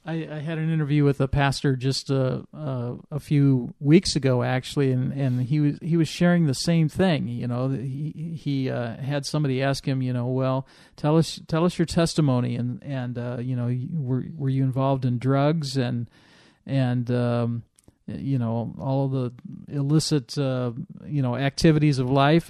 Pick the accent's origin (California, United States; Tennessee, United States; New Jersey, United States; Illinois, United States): Illinois, United States; moved away; I grew up in Illinois, right on the Iowa border